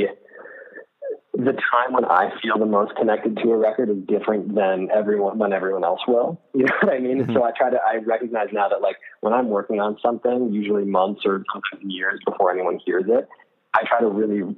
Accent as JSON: {"language": "English", "region": "Rhode Island", "country": "United States", "tie": "born or raised there", "said": "I grew up in Rhode Island, so I was only about an hour south of there"}